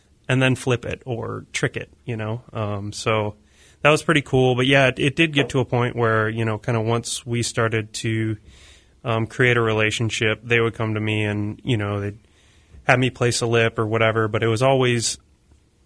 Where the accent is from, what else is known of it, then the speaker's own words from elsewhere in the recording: Lake Mills, Wisconsin, United States; moved away; I grew up in Lake Mills, Wisconsin. Now I'm kind of from all over